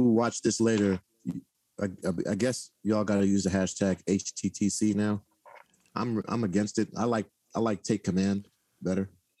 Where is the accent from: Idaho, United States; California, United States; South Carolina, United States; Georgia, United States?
Idaho, United States; Where am I from? I'm from Idaho.